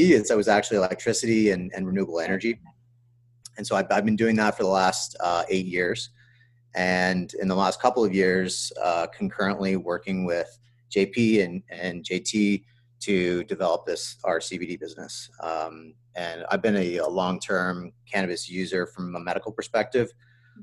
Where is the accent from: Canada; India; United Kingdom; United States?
Canada; London, Ontario; moved away as an adult; also born or lived in Guelph, Ontario; I grew up in London.